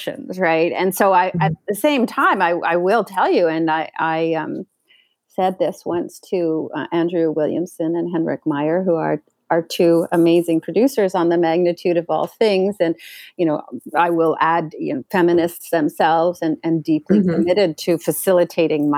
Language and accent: English; Canada; I grew up in Canada